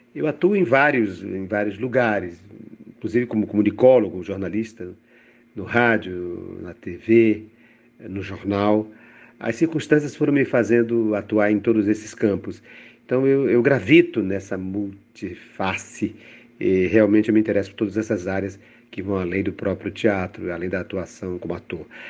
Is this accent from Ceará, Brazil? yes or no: yes; Fortaleza, Ceará, Brazil; eu venho do Ceará, eu venho de Fortaleza